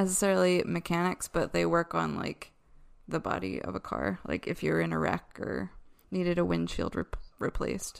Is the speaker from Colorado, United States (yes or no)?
no; Downingtown, Pennsylvania, United States; my hometown of Downingtown, Pennsylvania